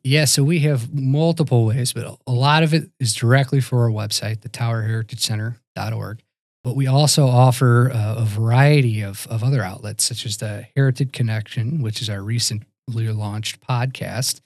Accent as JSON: {"language": "English", "town": "St. Louis", "region": "Missouri", "country": "United States", "tie": "born or raised there", "also_born_or_lived": "Virginia", "moved": "as an adult", "lives_now": "Wisconsin, United States", "said": "I myself grew up out of Saint Louis, Missouri"}